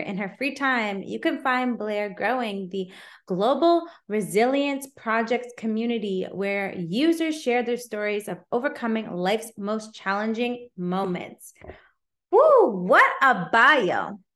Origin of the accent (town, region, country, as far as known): Canada; also born or lived in Toronto